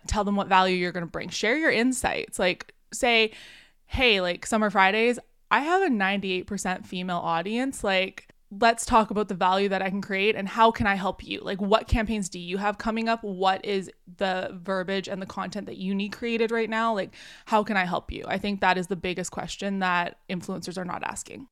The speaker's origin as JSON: {"language": "English", "country": "Canada", "also_born_or_lived": "Vancouver, British Columbia", "said": "I'm Canadian. I'm out on the West Coast here in Vancouver, British Columbia"}